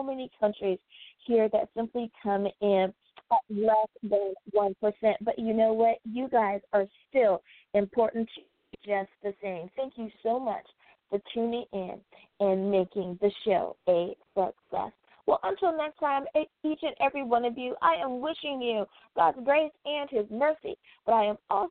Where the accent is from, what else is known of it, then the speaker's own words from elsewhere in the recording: United States; my home country of the USA